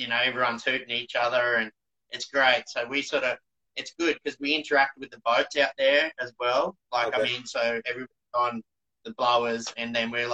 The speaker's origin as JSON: {"language": "English", "town": "Coolangatta", "region": "Queensland", "country": "Australia", "tie": "born or raised there", "also_born_or_lived": "Indonesia", "moved": "as an adult", "said": "when I left my hometown of Coolangatta"}